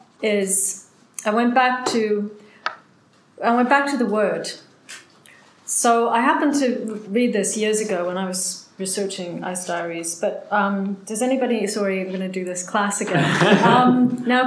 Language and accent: English; Canada; being Canadian came in like handy, finally, because I'm a champion snow digger from my childhood.